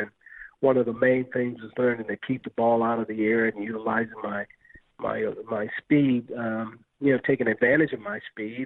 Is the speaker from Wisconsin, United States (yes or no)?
no; Los Angeles, California, United States; also born or lived in Compton; now in St. Louis, United States; as a kid growing up in South Central Los Angeles